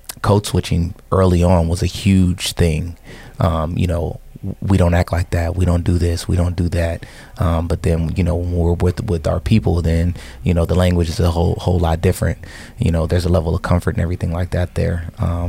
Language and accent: English; San Diego, California, United States; also born or lived in Columbus, Ohio; we grew up in San Diego